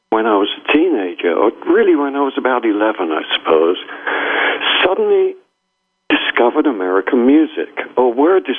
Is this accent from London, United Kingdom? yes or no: yes; London, United Kingdom; growing up in the when I was born, um, well, kind of my first memories, you know, um, we we lived in central London, uh, which was sort